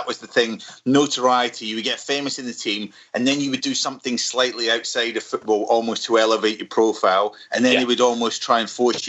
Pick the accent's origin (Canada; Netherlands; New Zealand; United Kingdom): United Kingdom; Scotland; as a Scotsman